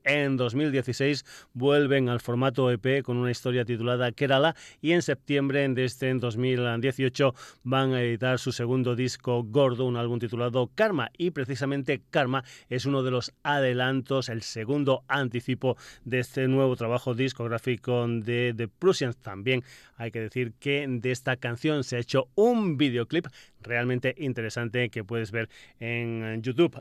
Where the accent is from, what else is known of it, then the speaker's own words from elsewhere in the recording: Extremadura, Spain; vamos ahora a mi tierra, vamos a Extremadura